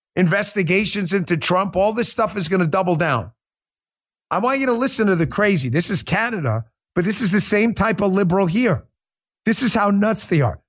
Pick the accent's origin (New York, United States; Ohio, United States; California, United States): New York, United States; I grew up in New York